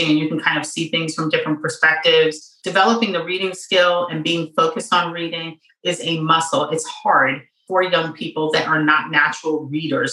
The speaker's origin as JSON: {"language": "English", "town": "New York City", "region": "New York", "country": "United States", "tie": "born or raised there", "said": "I grew up in New York City in the 70s and the 80s"}